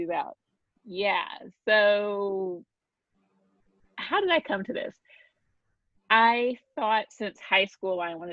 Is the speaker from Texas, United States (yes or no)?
no; Oklahoma City, Oklahoma, United States; also born or lived in Washington, D.C.; My parents divorced when I was very young, and we moved around a lot. So I'm from Oklahoma City. I'm not from DC. That is my second home.